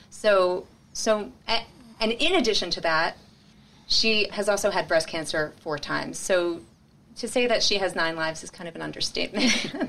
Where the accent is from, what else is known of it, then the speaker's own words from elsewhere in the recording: Cherry Hill, New Jersey, United States; So I'm a Philly girl, born and raised, actually South Jersey